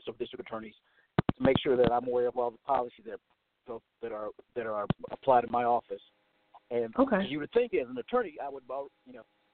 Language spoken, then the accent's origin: English; Goldsboro, North Carolina, United States; I was raised in Goldsboro. Graduated from Goldsboro High School